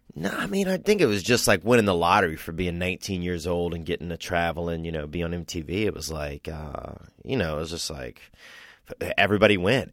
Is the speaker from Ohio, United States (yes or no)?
no; Covington, Louisiana, United States; now in Los Angeles, United States; From Covington, Louisiana.